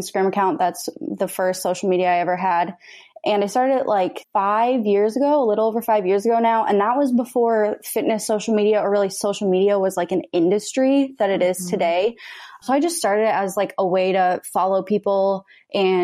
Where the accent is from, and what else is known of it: Minnesota, United States; born or raised there; moved away as an adult; also born or lived in Texas; now in Los Angeles, United States